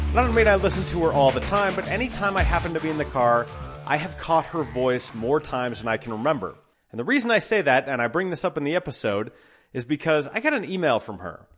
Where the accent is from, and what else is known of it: Colorado, United States; born or raised there